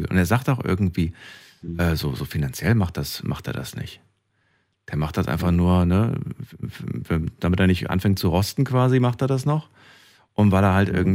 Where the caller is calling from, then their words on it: Immendingen, Baden-Württemberg, Germany; ich komme aus Immendingen.